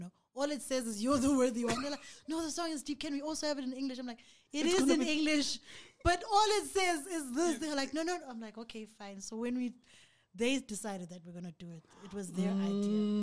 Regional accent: KwaZulu-Natal, South Africa; accent: Zulu; I'm the most Zulu person ever

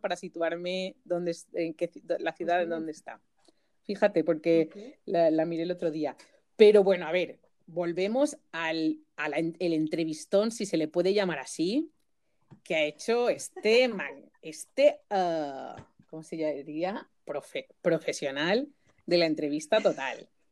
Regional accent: Majorca, Balearic Islands, Spain; en mallorquín decimos gracias

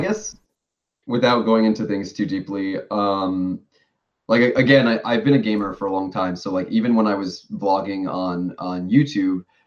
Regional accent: New York, United States; moved away as an adult; now in Tokyo, Japan; I've been living in Japan for six years now, but I'm originally from New York.

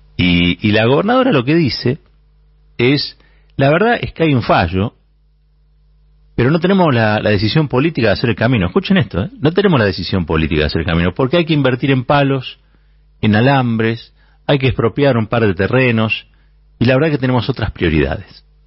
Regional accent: Argentina; Como argentinos y como argentinas

